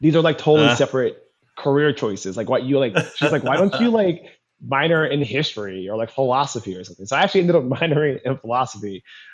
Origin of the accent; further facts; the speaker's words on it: California, United States; moved away as an adult; now in Washington, United States; I'm originally from California.